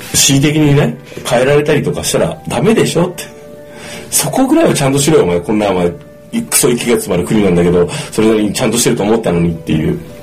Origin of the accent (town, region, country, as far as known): Japan; born or raised there